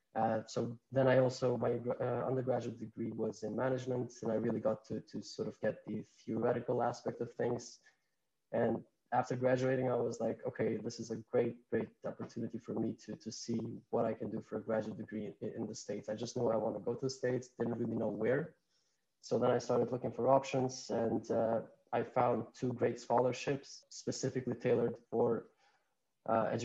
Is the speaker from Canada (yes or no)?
no; Kosovo; English is a second language; moved away as an adult; also born or lived in North Carolina; So I grew up, born and raised in Kosovo